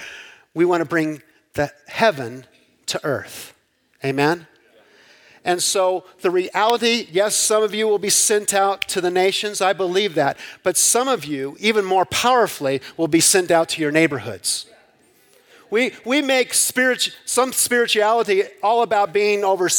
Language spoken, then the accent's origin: English; Southern California, United States; I grew up in Southern California